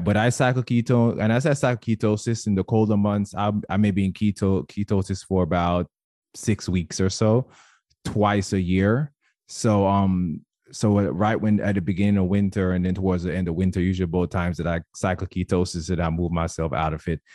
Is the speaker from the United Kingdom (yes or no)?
no; Jamaica; moved away; I was born and raised in Jamaica, and I, I know for sure whenever I go home